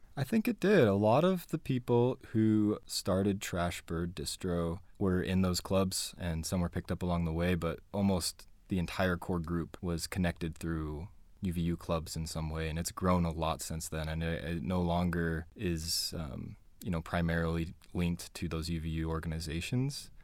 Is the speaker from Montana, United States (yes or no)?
no; Spanish Fork, Utah, United States; also born or lived in Payson, Utah / Fort Worth, Texas; I grew up here. I grew up in Spanish Fork and Payson, Utah.